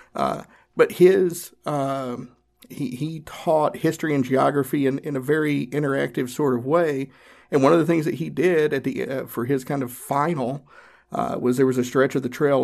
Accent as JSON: {"language": "English", "region": "Northeast Tennessee", "country": "United States", "tie": "born or raised there", "said": "I grew up in Northeast Tennessee. I grew up in the Appalachian Mountains."}